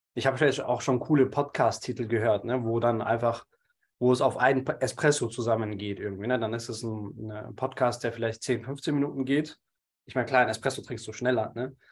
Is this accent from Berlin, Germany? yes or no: no; Munich, Bavaria, Germany; bin gebürtiger Münchner und lebe jetzt mittlerweile auch wieder in München